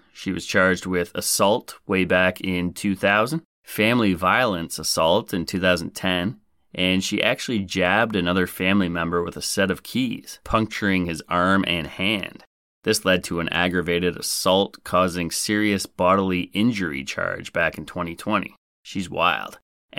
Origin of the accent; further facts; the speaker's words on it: Nebraska, United States; somewhere in my home state of Nebraska, the good life